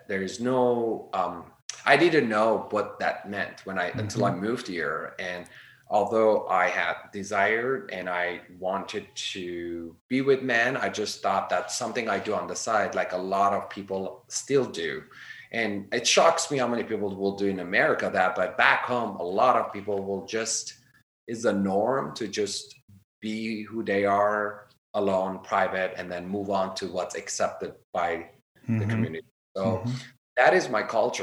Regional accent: Iran; first language Armenian; English is a second language; also born or lived in Sunland, California; now in United States; So we grew up in Iran. We had to speak Armenian

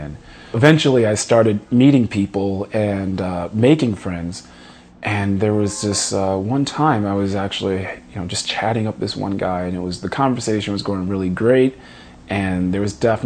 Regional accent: Philadelphia, Pennsylvania, United States; I'm from Philadelphia, Pennsylvania

